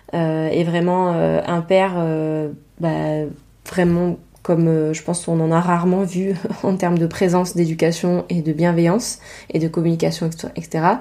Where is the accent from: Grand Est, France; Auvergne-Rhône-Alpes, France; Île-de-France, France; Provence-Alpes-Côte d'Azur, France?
Provence-Alpes-Côte d'Azur, France; accent: Provence; j'ai un accent Provence